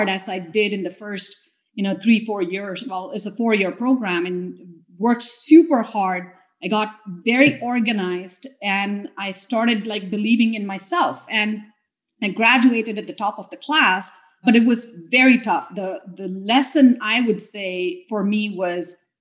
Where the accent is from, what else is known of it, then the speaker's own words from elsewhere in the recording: India; moved away as an adult; also born or lived in Clemson, South Carolina, United States; now in United States; growing up in India, especially the age and the time that I grew up in India